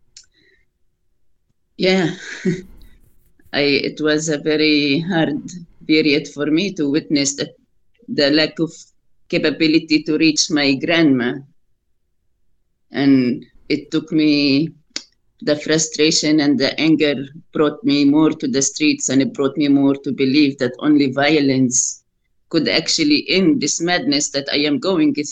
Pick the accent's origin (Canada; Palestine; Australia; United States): Palestine; Al-Eizariya, West Bank; We grew up in Isaria, which is 20 minutes walk to my grandparents' house in Ras Al Amud